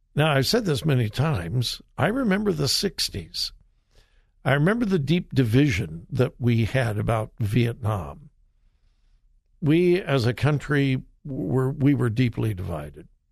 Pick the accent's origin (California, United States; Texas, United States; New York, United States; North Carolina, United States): California, United States; Compton; I grew up in Southern California and I was in Compton